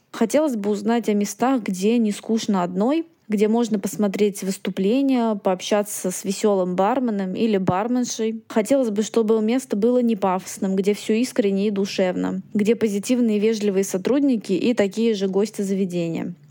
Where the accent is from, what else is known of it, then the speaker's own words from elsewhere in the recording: Moscow, Russia; мне 29, работаю менеджером по подбору персонала. Я родилась и выросла в Москве, сейчас живу в спальном районе Марьина.